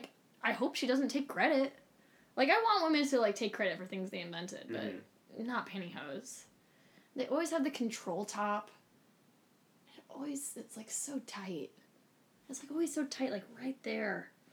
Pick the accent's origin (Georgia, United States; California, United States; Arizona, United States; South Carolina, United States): California, United States; I am from California